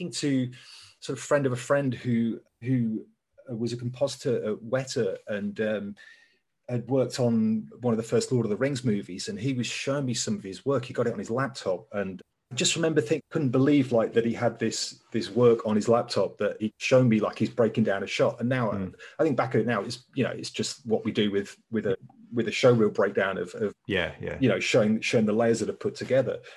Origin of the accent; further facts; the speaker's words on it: Leicester, East Midlands, United Kingdom; moved away as an adult; now in London, United Kingdom; we grew up in Leicester